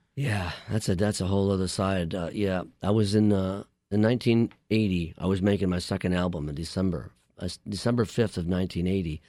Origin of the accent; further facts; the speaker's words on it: Buffalo, New York, United States; moved away; also born or lived in East Village, New York City; I was born in Buffalo, New York